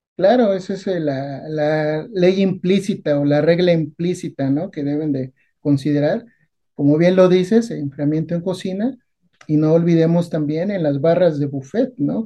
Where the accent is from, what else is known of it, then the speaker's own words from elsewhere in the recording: Naucalpan, State of Mexico, Mexico; de niño, cuando vivía en Naucalpan